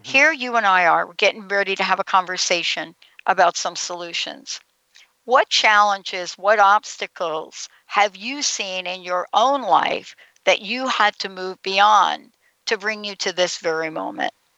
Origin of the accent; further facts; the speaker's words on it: Northeast, United States; now in Seattle, United States; I'm from the Northeast